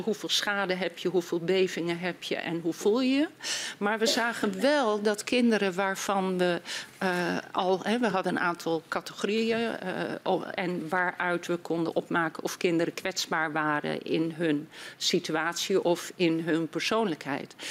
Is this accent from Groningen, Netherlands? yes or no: yes; Groningen, Netherlands; ik ben Groningse